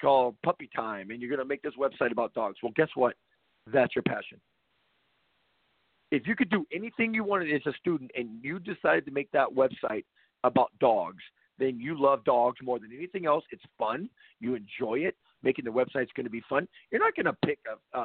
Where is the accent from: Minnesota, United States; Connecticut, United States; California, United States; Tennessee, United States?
California, United States; I grew up in California